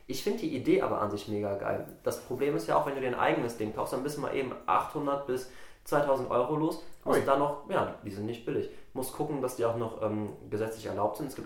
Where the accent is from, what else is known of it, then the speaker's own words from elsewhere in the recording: Salzburg, Austria; wenn ich äh, dann Richtung äh, meiner Heimat fahre, also runter nach Salzburg.